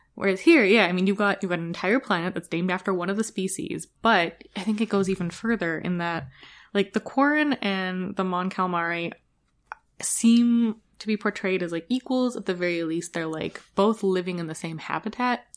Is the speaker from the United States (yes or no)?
no; Canada; I'm too Canadian